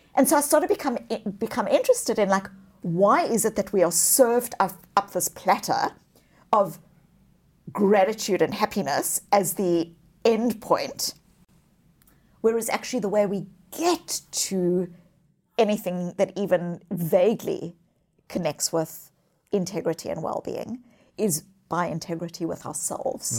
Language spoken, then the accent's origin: English; South Africa; moved away; I was born as a child, as a white child in the white suburbs of apartheid South Africa